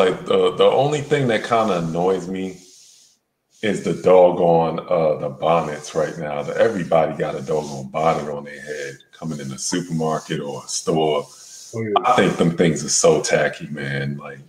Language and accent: English; New York City, New York, United States; moved away as an adult; now in Las Vegas, United States; I moved out here from New York to Vegas. I'm originally from Queensbridge. I moved out from Queensbridge, New York. Out here in Las Vegas, Nevada.